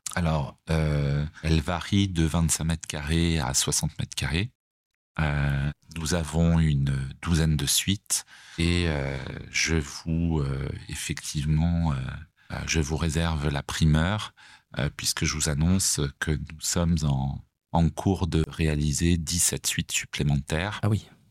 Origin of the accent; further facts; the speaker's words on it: Savoie, Auvergne-Rhône-Alpes, France; moved away as an adult; also born or lived in Paris; now in Nice, France; étant attaché euh, quand même à la Savoie, puisque je suis savoyard d'origine